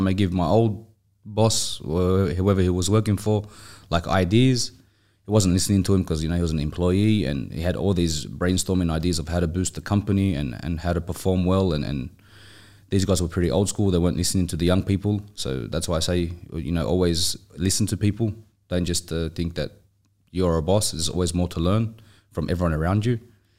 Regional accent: Sydney, New South Wales, Australia; moved away as an adult; now in Dubai, United Arab Emirates; Yes, I'm originally from Australia. So I was born and raised in Sydney. So I came to Dubai 2018 on a holiday with a friend.

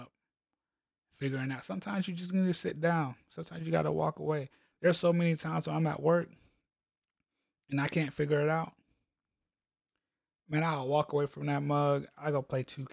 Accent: Columbia, South Carolina, United States; also born or lived in Hawaii; So I'm like 6, 7 years old, something like that. We're moving from Hawaii to South Carolina. We moved from Hawaii to Columbia, South Carolina

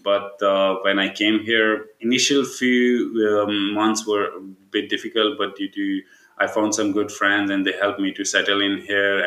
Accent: Pakistan; moved away as an adult; also born or lived in Tampere, Finland; now in Kuopio, Finland; I'm like brown from Pakistan

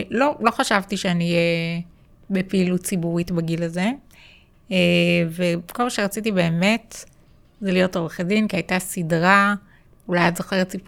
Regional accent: Holon, Tel Aviv District, Israel; אמ, גדלתי בשכונת נווה רמז, כמו שאמרתם.

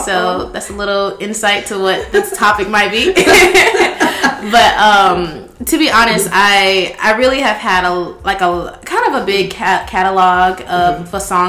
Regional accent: Columbus, United States; moved away as an adult; now in Atlanta, United States; I grew up in Columbus, but mm-hmm. I am currently staying in Atlanta. Okay. I've been there for about 3 years now.

